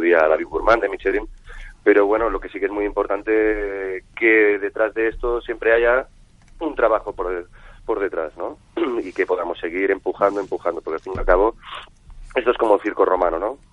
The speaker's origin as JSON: {"language": "Spanish", "town": "Barcelona", "region": "Catalonia", "country": "Spain", "moved": "yes", "lives_now": "Seville, Spain", "said": "yo soy barcelonés, empiezo a estudiar en la Escuela de Hostelería de Barcelona con 15 añitos"}